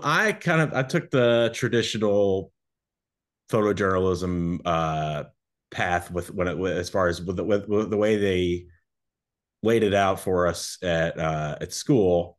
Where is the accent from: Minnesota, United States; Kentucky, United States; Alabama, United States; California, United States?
Kentucky, United States; moved away as an adult; also born or lived in Naples, Florida; now in Miami, United States; I grew up in Kentucky